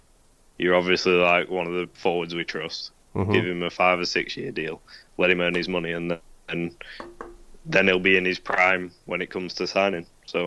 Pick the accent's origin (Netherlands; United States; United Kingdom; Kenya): United Kingdom; England; accent: English; my English accent